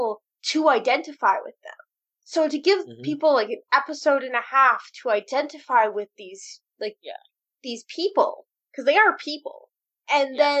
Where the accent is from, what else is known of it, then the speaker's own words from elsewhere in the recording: Canada; I'm Canadian